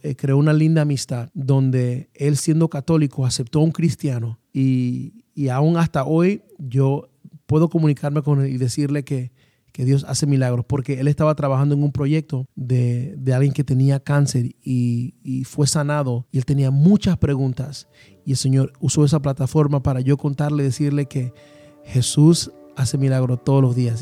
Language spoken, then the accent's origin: Spanish; Panama; moved away as an adult; also born or lived in Atlanta, Georgia; now in United States; soy panameño, radicado en los Estados Unidos. Y bueno, creo que mi historia comienza en Panamá a la edad de, cinco años